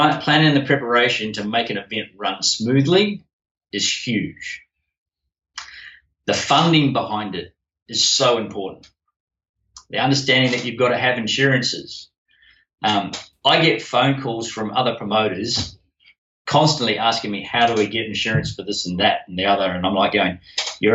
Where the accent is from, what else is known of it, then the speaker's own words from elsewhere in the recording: New Zealand; now in Australia; Being a Kiwi